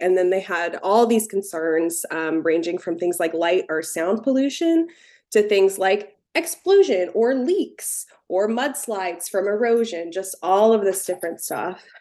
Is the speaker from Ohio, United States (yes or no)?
yes; Cincinnati, Ohio, United States; now in Morgantown, United States; I grew up in the Cincinnati area